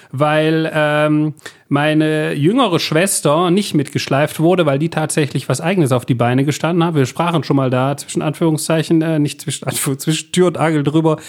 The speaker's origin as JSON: {"language": "German", "country": "Belgium", "said": "ich bin Belgier"}